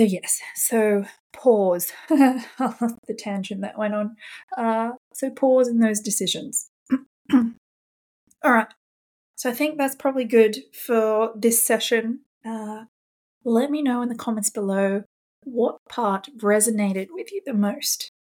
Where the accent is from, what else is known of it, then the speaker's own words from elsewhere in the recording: Australia; now in London, United Kingdom; I'm an Australian living in London